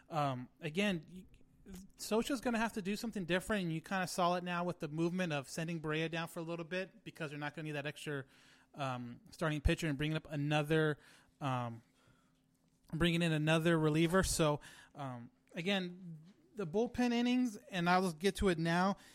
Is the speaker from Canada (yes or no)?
no; California, United States; We're we're from California.